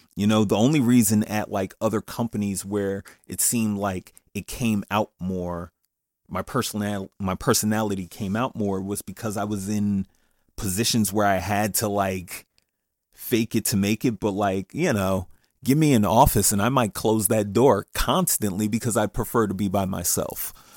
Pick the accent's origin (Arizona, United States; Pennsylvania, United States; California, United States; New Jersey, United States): New Jersey, United States; Paterson; I'm from Patterson